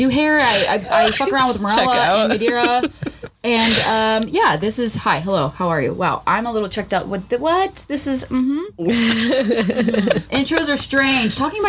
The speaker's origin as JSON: {"language": "English", "region": "Delaware", "country": "United States", "moved": "yes", "said": "I'm from Delaware. Delaware's a real place, just hope you guys know."}